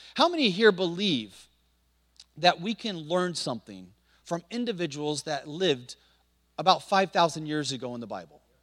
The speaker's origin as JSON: {"language": "English", "town": "Montpelier", "region": "Indiana", "country": "United States", "tie": "born or raised there", "moved": "as an adult", "lives_now": "China", "said": "Most people have never heard of a little small town in northern Indiana called Montpelier, Indiana."}